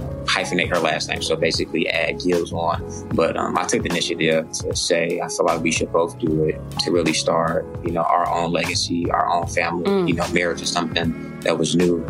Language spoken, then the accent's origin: English; Chicago, Illinois, United States; also born or lived in Macomb, Illinois / Carbondale, Illinois; I grew up on the south side of Chicago my whole life until I was 18 years